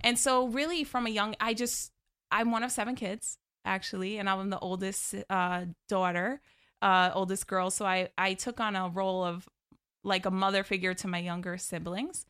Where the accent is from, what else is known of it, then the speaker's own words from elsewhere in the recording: right outside of Albany, New York, United States; born and raised in New York.